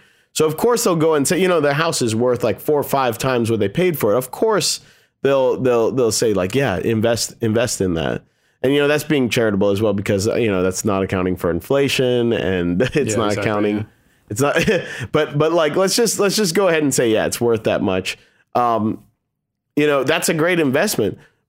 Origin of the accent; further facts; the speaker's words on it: Bethesda, Maryland, United States; they have this big house that we grew up in Bethesda.